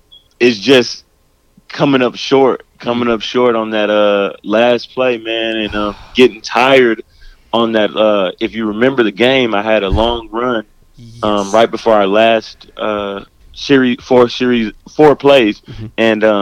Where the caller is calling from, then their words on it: Waco, Texas, United States; I'm actually at home in Waco, Texas.